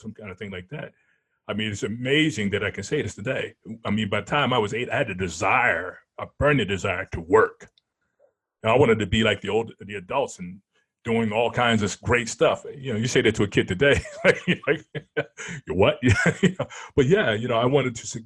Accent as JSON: {"language": "English", "region": "New Jersey", "country": "United States", "tie": "born or raised there", "also_born_or_lived": "Philadelphia, Pennsylvania", "said": "I was born in Philadelphia. I mean, South Philly. Parents moved to North Philly. Before I was 5 years old, they moved to South Jersey"}